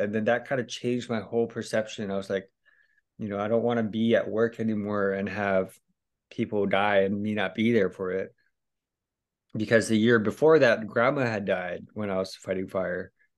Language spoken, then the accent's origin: English; Hawaii, United States; moved away as an adult; also born or lived in California / Thailand; I'm just Hawaiian kid